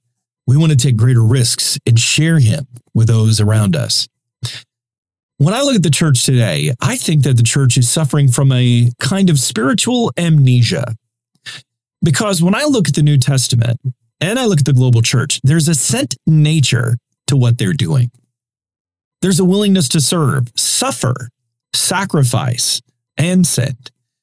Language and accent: English; Canada; Being Canadian, I have to ask a Canada question here.